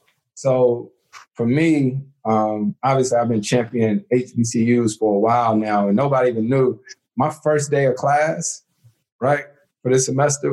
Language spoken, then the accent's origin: English; Winston-Salem, North Carolina, United States; I'm born and raised in Winston, right?